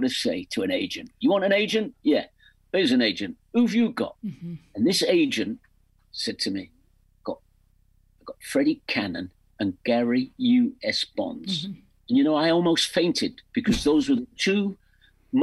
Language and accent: English; England, United Kingdom; accent: English; songs with an English accent